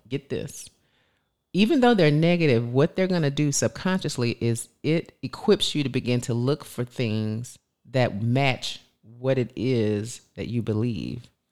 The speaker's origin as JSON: {"language": "English", "region": "the South", "country": "United States", "said": "We're from the South"}